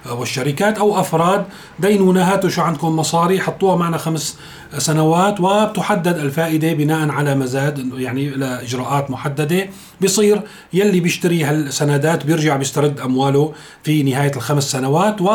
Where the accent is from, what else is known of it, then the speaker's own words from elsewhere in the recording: Syria; المشكله عندنا بسوريا انه الحقيقه اذا بنراجع الموازنه